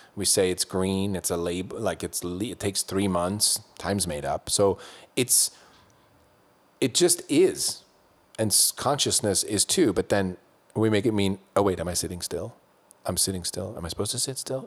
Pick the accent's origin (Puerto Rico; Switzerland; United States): Switzerland; when I was growing up in Switzerland